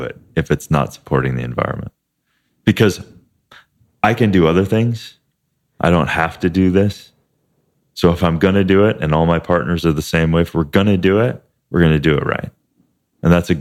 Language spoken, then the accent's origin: English; Midwest, United States; a family that we grew up with in Midwest